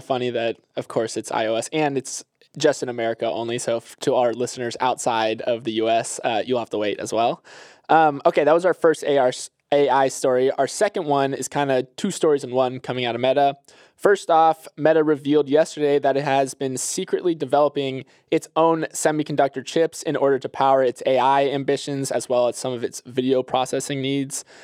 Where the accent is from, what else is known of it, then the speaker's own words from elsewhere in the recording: Florida, United States; I'm from Florida